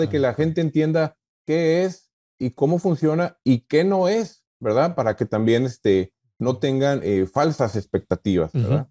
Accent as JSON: {"language": "Spanish", "country": "Mexico", "also_born_or_lived": "McAllen, Texas", "moved": "as an adult", "lives_now": "United States", "said": "yo vengo de México, ¿verdad? Soy un migrante nuevo aquí en Estados Unidos, tengo cuatro años apenas"}